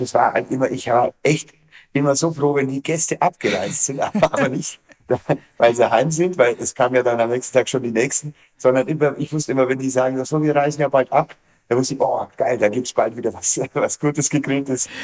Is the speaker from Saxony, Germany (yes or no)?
no; Bavarian Forest, Germany; bei uns im Bayerischen Wald